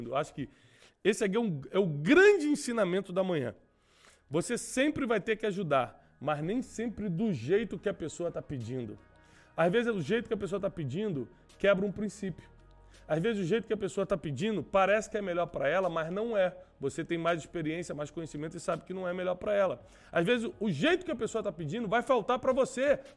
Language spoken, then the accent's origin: Portuguese; Rio de Janeiro, Brazil; eu fui criado ali em Vila da Penha e tinha que ir muito Nova Iguaçu por várias coisas